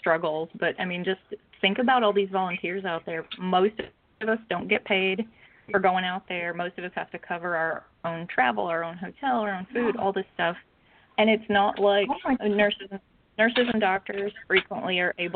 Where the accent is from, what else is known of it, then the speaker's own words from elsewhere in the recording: Rutherfordton, North Carolina, United States; a small town like the one that is my hometown